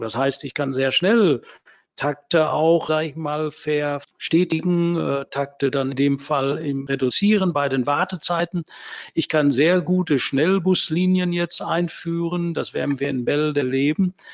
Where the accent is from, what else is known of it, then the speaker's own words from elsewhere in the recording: Herne, North Rhine-Westphalia, Germany; in meiner Heimatstadt Scherne